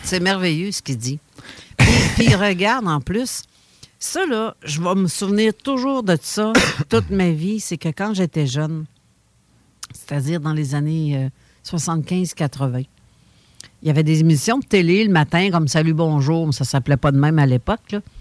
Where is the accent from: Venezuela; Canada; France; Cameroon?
Canada; Sainte-Croix, Quebec; moi, je viens de Sainte-Croix, dans la région de Lobinière